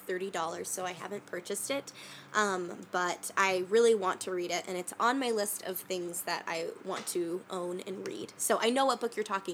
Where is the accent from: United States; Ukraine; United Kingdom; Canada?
United States; Oregon; I grew up in Oregon near the ocean